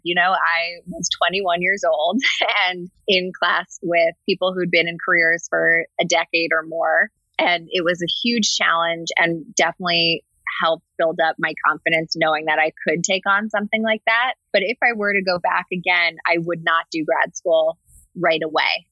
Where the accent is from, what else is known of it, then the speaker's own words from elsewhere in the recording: New Jersey, United States; I grew up in New Jersey, right outside New York.